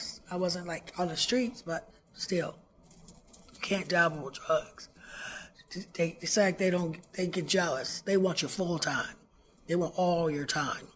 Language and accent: English; Chicago, Illinois, United States; I'm originally from Chicago, Illinois